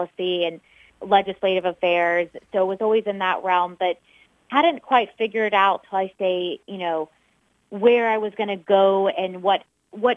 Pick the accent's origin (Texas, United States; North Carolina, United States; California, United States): North Carolina, United States; moved away as an adult; now in Illinois, United States; I grew up in North Carolina